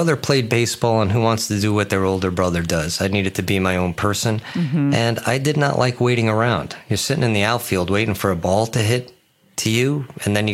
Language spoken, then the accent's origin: English; Long Island, New York, United States; I grew up in Long Island